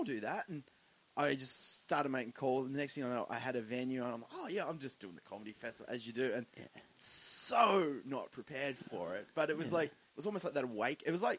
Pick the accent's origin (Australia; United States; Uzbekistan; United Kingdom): Australia; Tasmania; moved away as an adult; now in Sydney, Australia; growing up in Tassie